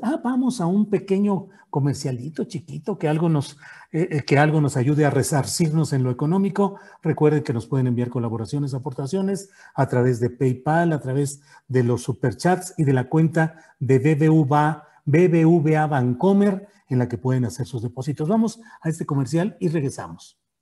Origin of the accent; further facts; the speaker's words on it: San Luis Potosí, Mexico; moved away as an adult; also born or lived in Torreón, Coahuila / Mexico City; now in Zapopan, Mexico; yo nací en Torreón, Coahuila, pero desde los diez años viví en San Luis Potosí, ahí estudié la carrera profesional